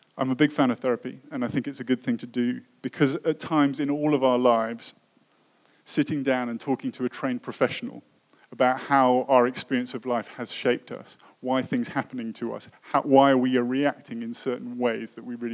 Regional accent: United Kingdom; moved away; I come from Britain

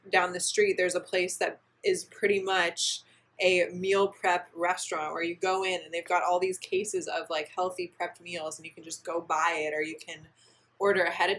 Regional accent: Indiana, United States; moved away; I'm from Indiana

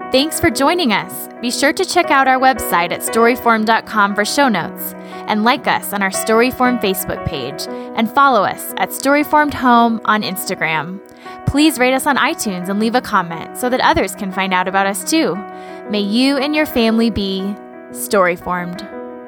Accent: Midwest, United States; growing up in the Midwest

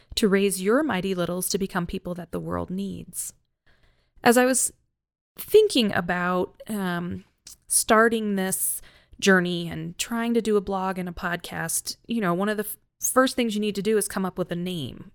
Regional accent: North Carolina, United States; moved away as an adult; also born or lived in Minnesota; now in Colorado, United States; I'm originally from North Carolina.

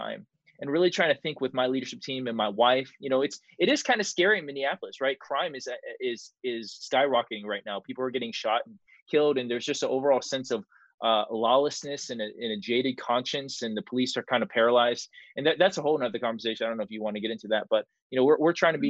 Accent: Marietta, Georgia, United States; also born or lived in California; we moved into a suburb called Mar- uh, a city called Marietta, Georgia

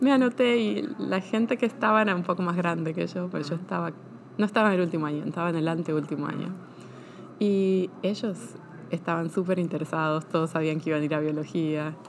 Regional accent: Argentina; moved away as an adult; also born or lived in Buenos Aires / Bahía Blanca, Buenos Aires Province / Pennsylvania, United States; now in Chapel Hill, United States; yo nací en Argentina y crecí eh, parte en Buenos Aires y parte en una ciudad que se llama Bahía Blanca

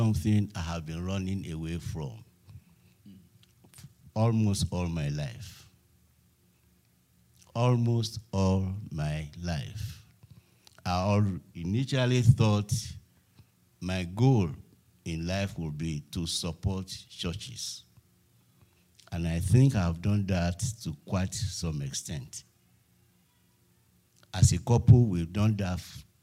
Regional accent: Lagos, Nigeria; I'm from Lagos

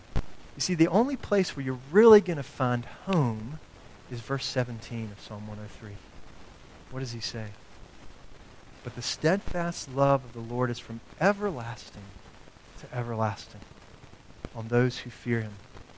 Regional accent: the South, United States; I grew up in the South.

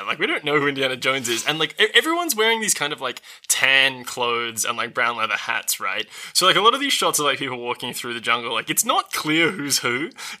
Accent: Perth, Western Australia, Australia; now in Sydney, Australia; Perth, which is my hometown

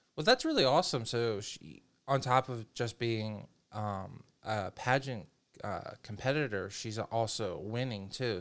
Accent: the North, United States; being a Northerner

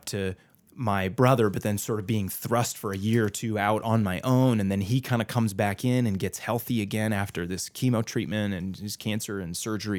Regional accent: San Jose, California, United States; also born or lived in Chicago; in high school, growing up in San Jose, California, across the country to Chicago with a whole new group of friends.

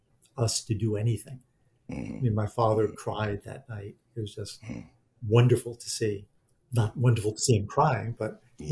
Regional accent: Jersey City, New Jersey, United States; I grew up in Jersey City, where there's a real conflict between the Irish and the Italians.

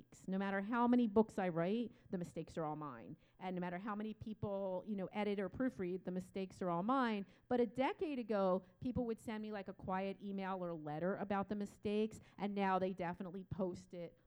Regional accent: United States; also born or lived in Poland

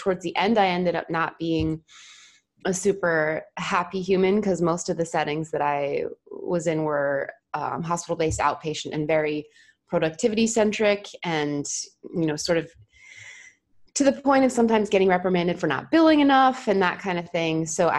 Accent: New Jersey, United States; moved away; I was home between travel assignments because I'm from New Jersey originally.

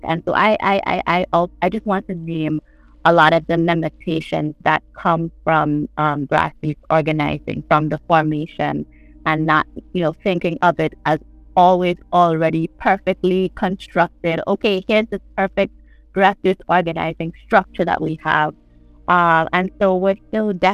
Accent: St. John's, Saint John, Antigua & Barbuda; I'm from St. John's. I live in the capital of Antigua and Barbuda.

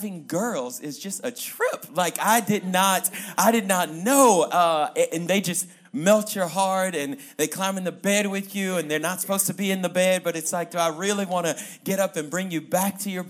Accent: Louisiana, United States; moved away as an adult; now in Colorado Springs, United States; I am from Louisiana, way down south. The dirty, dirty south is what we call it. But I come to you by way of Colorado. I moved to Colorado about 7.5 years ago, Colorado Springs

